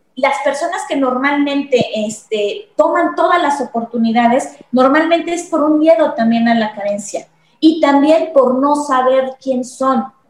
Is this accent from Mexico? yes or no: yes; Mexico; como mexicanos estamos muy condicionados